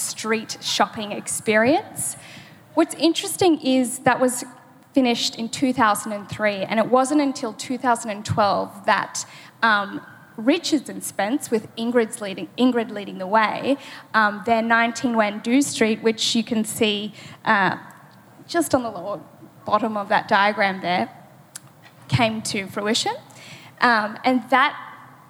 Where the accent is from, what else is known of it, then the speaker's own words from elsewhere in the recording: Brisbane, Queensland, Australia; moved away as an adult; now in Melbourne, Australia; I went straight back to my roots and my hometown of Brisbane